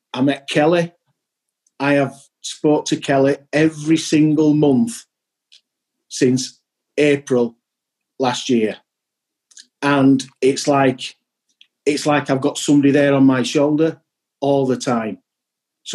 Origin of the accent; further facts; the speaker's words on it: Yorkshire and the Humber, United Kingdom; being a Yorkshireman